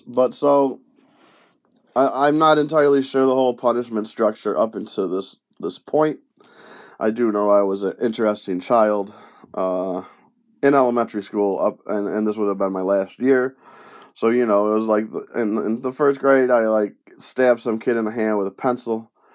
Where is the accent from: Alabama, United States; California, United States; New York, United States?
New York, United States; Penfield; first language Spanish; English is a second language; also born or lived in Brooklyn, New York / Bronx, New York; I moved from the Bronx up to Roches, or Penfield, New York